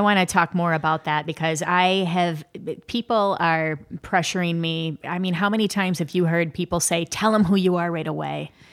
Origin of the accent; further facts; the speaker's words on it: Midwest, United States; I'm from the Midwest